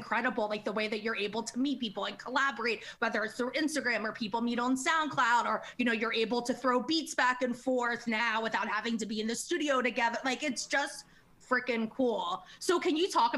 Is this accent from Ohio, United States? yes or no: no; Maryland, United States; I was from Maryland